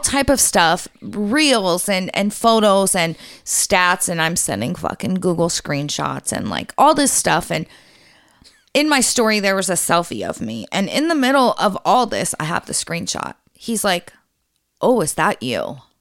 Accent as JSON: {"language": "English", "country": "United States", "said": "as an American citizen"}